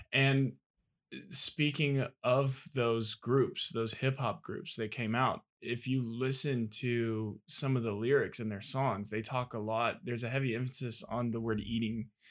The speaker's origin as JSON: {"language": "English", "town": "Athens", "region": "Georgia", "country": "United States", "said": "I come from Athens, Georgia."}